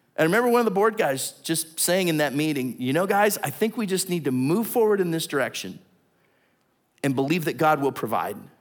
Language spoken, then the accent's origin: English; Southington, Ohio, United States; moved away; I just went back and visited my hometown. Tiny little town. No, no stoplights. This kind of little market that's there in the center in Little Southington that's outside of Warren